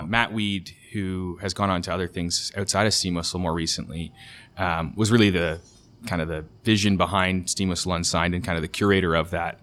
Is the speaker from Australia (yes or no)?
no; Canada; as a Canadian